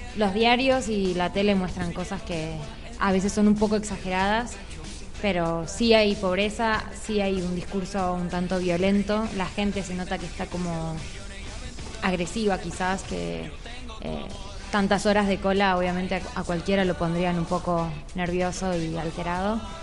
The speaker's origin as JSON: {"language": "Spanish", "country": "Argentina", "moved": "as an adult", "said": "Nosotros salimos de Argentina por Mendoza"}